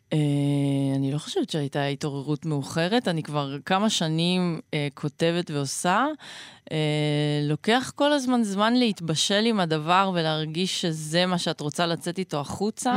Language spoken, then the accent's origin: Hebrew; Northern District, Israel; גדלתי ב... בבועה בועתית בצפון